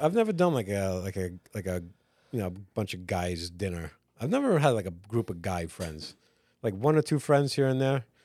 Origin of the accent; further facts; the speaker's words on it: Long Island, New York, United States; growing up on Long Island